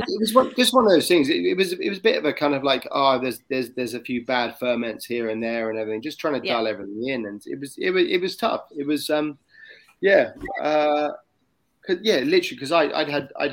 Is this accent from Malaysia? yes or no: no; England, United Kingdom; moved away as an adult; now in Sydney, Australia; as an Englishman